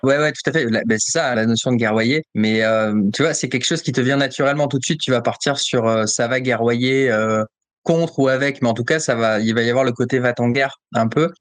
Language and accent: French; France; je suis français